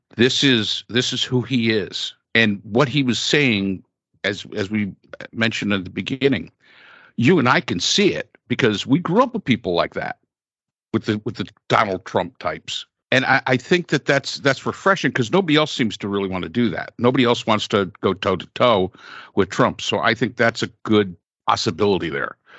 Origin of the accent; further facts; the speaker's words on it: New York, United States; moved away as an adult; now in South Carolina, United States; I grew up in New York, but we've been down here for 25, going 27 years